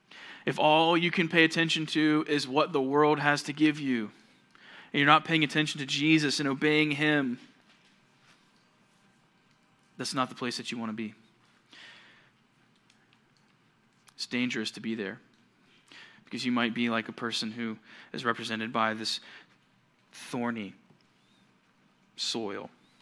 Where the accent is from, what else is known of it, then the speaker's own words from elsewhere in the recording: Georgia, United States; The church that I grew up at in Georgia, we had a pretty big auditorium.